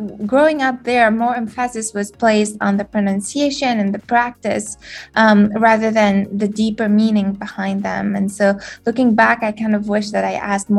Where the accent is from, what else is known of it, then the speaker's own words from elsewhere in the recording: Mauritius; first language French; English is a second language; moved away as an adult; now in Durham, United States; I was born and raised in Mauritius, which is a small island in the Indian Ocean